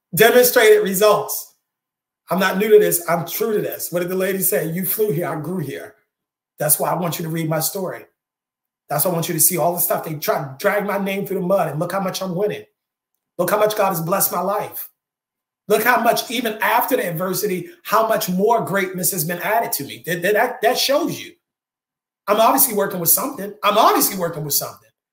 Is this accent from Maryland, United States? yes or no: yes; Maryland, United States; I'm from Maryland